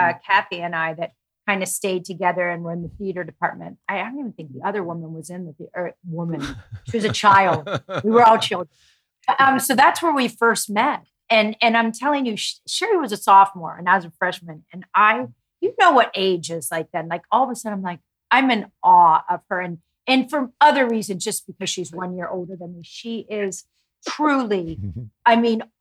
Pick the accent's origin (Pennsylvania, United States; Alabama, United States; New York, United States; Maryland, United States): Pennsylvania, United States; Oil City; moved away as an adult; also born or lived in Ohio; now in Los Angeles, United States; I was in Oil City, Pennsylvania, really big mecca, a blink, north of Pittsburgh